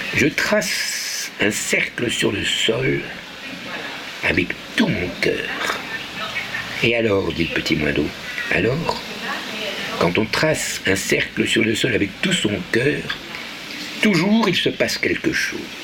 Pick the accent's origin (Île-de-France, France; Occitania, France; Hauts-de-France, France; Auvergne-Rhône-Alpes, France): Île-de-France, France; Paris; l'endroit où j'habitais quand j'étais enfant, c'est-à-dire à Avenue l'Observatoire